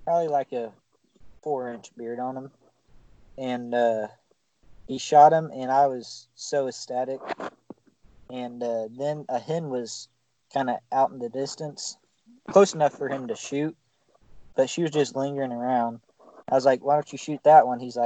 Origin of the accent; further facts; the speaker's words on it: Texas, United States; now in Missouri, United States; I grew up in Texas